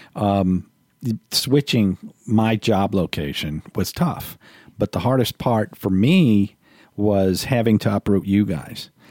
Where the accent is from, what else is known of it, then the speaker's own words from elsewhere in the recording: New Orleans, Louisiana, United States; moved away as an adult; I'm from New Orleans